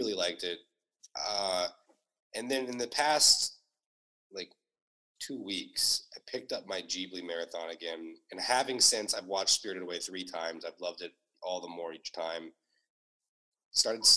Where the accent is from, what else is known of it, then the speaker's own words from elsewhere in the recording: Ohio, United States; I'm from Ohio. Like, I grew up in Ohio.